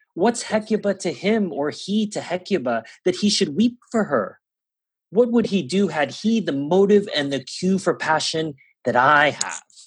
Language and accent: English; Singapore; first language English; moved away; I did grow up learning the Kings or the Queens as it may have been at the time um, because Singapore is a former uh, British colony